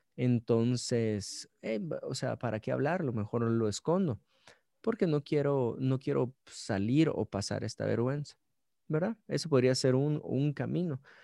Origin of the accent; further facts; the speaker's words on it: Guatemala City, Guatemala Department, Guatemala; soy de Guate, ciudad de Guatemala, nací en la ciudad de Guatemala